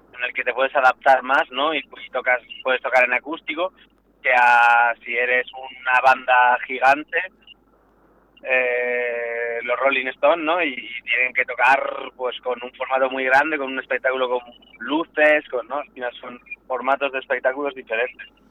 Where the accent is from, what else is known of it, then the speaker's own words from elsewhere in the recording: Valladolid, Castile and León, Spain; soy natal de Valladolid